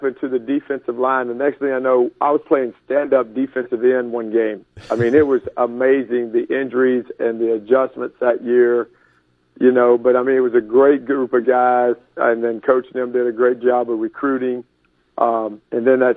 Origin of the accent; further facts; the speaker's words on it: Louisiana, United States; moved away as an adult; also born or lived in Mississippi / Missouri / Kansas City; now in Oregon, United States; growing up in Louisiana